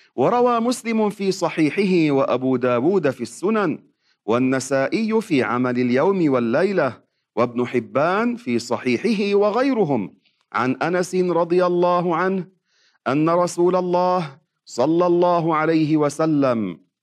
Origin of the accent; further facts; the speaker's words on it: Lebanon; عندنا في لبنان